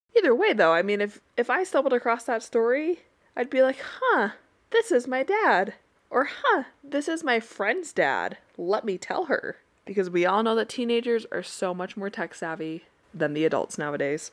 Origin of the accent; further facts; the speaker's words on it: Utah, United States; growing up in Utah